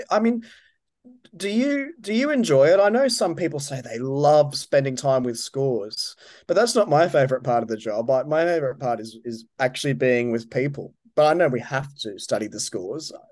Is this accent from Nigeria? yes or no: no; Brisbane, Queensland, Australia; moved away; also born or lived in New York / Manchester; Brisbane, my, my hometown